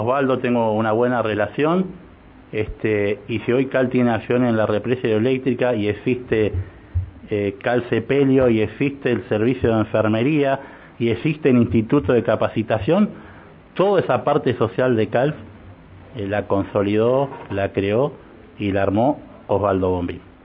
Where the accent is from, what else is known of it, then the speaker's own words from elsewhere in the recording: Neuquén, Argentina; a pesar de que no soy neuquino, vivo de los cinco años en Neuquén, me siento neuquino